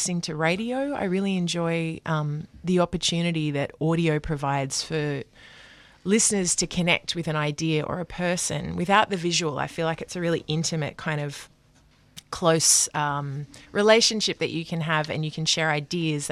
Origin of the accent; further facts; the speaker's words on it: Brisbane, Queensland, Australia; moved away as an adult; now in Melbourne, Australia; I grew up in Brisbane and I moved here 15 years ago.